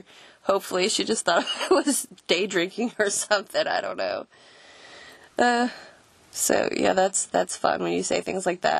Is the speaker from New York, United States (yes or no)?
no; Florida, United States; I'm actually from down south. I'm from Florida, but I spent most of my formative years around here, I guess.